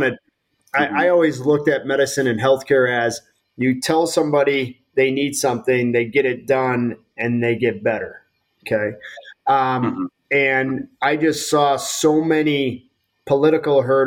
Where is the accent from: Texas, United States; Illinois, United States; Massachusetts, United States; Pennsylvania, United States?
Illinois, United States; Chicago; also born or lived in Omaha, Nebraska / Peoria, Illinois; Born and raised on the Chicago Northwest Side suburbs